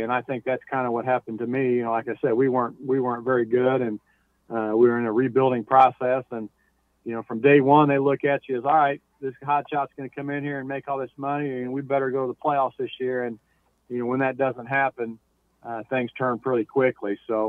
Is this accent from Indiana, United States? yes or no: yes; Indianapolis, Indiana, United States; obviously growing up in Indianapolis and being a number one pick here